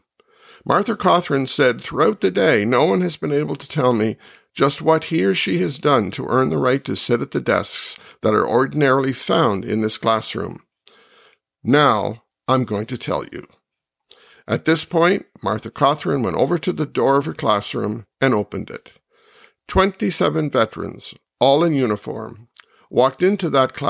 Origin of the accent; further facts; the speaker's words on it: Kitchener, Ontario, Canada; My hometown of Kitchener-Waterloo